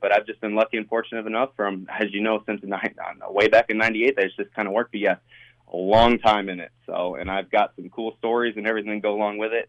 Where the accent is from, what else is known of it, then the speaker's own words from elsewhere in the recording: Michigan, United States; moved away; I grew up in Michigan, so I went to Tiger Stadium